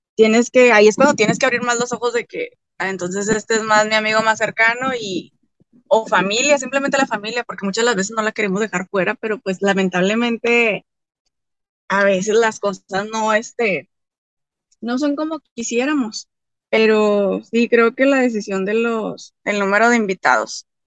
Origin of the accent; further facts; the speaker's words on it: Torreón, Coahuila, Mexico; Soy de Torreón, Coahuila, México